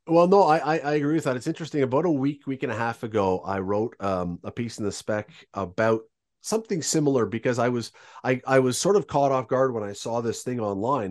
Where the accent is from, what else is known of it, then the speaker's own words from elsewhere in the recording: Toronto, Ontario, Canada; I was growing up in Toronto